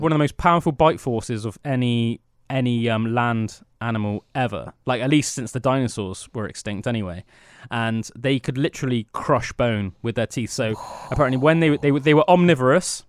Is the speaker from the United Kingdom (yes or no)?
yes; United Kingdom; growing up in Britain